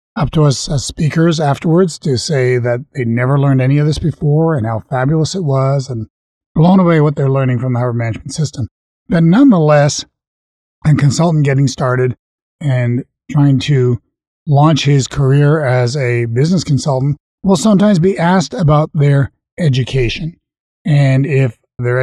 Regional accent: Canada; I'm a Canadian

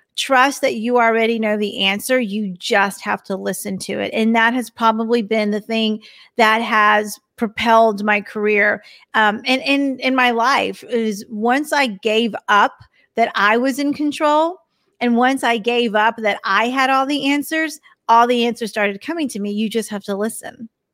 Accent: Texas, United States; I'm from Texas, so you might hear it every once in a while when I say y'all

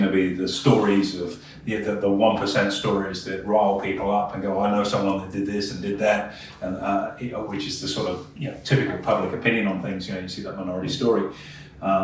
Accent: Australia

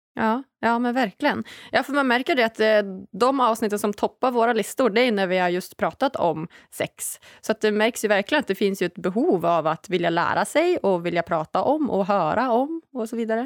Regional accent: Norrland, Sweden; now in Stockholm, Sweden; Jag är ju hemma i Norrland istället för att vara i Stockholm där jag bor till vardags

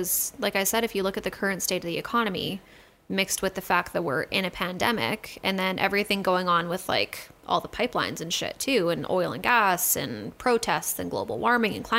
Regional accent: Alberta, Canada; We live in Alberta. We're from Alberta.

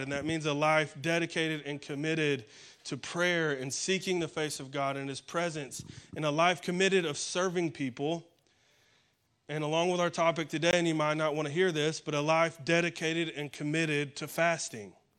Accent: Alabama, United States; moved away; I'm from Alabama, and so my pastor uh, back up in Alabama

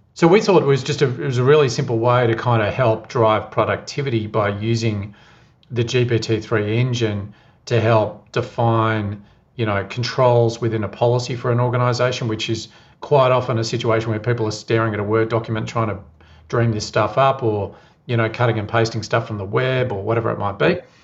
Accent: Geelong, Victoria, Australia; now in Melbourne, Australia; I live in Melbourne at the moment, but I grew up in Geelong.

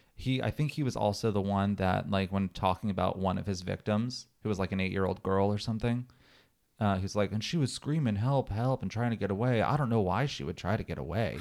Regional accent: Pennsylvania, United States; I'm from Pennsylvania and we're neighbors, but I'm on the opposite side of the state

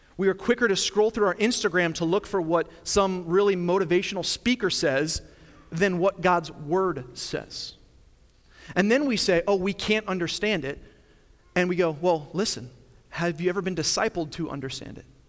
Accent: Long Island, New York, United States; moved away; I grew up in Long Island, New York

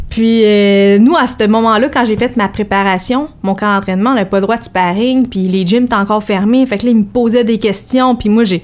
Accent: Joliette, Quebec, Canada; Moi, je viens de Joliette

